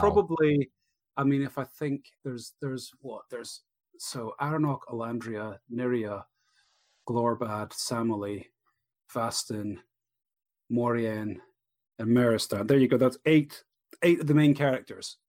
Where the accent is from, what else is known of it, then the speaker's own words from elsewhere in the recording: Edinburgh, Scotland, United Kingdom; Edinburgh, my hometown